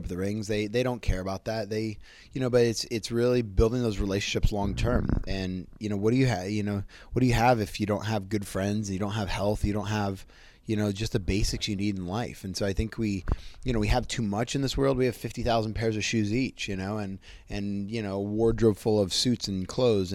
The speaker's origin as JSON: {"language": "English", "town": "Cupertino", "region": "California", "country": "United States", "tie": "born or raised there", "said": "I grew up in Cupertino, California, which is the home of Apple computers"}